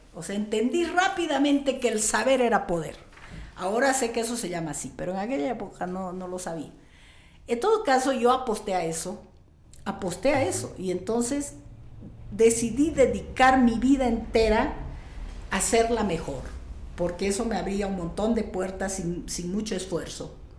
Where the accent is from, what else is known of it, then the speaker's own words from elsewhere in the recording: Riberalta, Beni, Bolivia; me pusieron el nombre del hospital donde yo nací